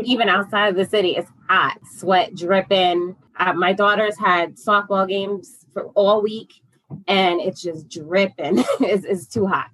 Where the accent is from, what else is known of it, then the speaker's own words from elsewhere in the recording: upstate New York, United States; I'm from upstate New York. Uh, originally, um, and currently uh, still in New York. Just a New Yorker all my life